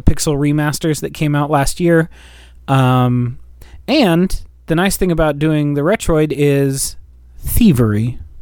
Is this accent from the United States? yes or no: yes; United States; we're American